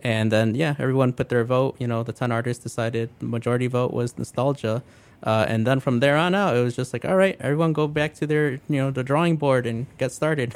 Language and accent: English; Calumet Park, Illinois, United States; also born or lived in Blue Island, Illinois / Grand Rapids, Michigan; I originally, you know, grew up in Calumet Park, then moved out to Blue Island